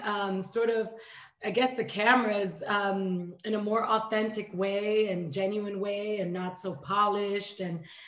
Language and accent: English; New York City, New York, United States; moved away as an adult; also born or lived in Dominican Republic; now in Los Angeles, United States; I was born in Dominican Republic, raised in New York, and like you said, 8 years now in LA.